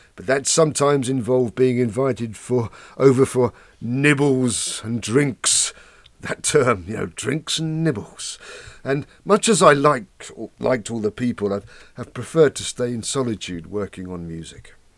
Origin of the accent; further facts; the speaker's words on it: suburban outer London, northwest Kent, South East England, United Kingdom; raised in suburbia in outer London, northwest Kent.